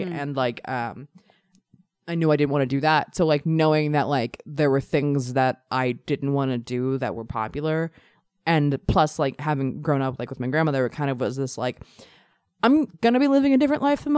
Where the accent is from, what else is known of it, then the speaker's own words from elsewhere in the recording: Maryland, United States; I'm from Maryland, and the part of Maryland where I'm from has like we're like a suburb of DC and Baltimore